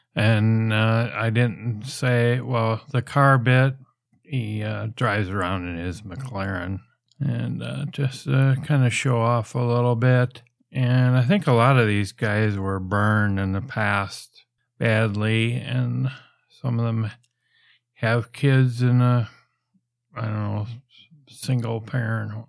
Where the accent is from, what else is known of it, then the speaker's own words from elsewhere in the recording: United States; I'm from the States